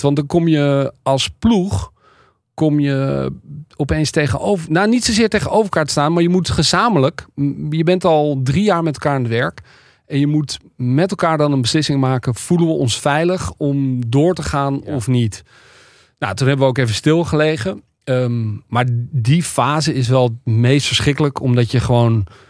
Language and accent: Dutch; Amsterdam, North Holland, Netherlands; ik uit Amsterdam kom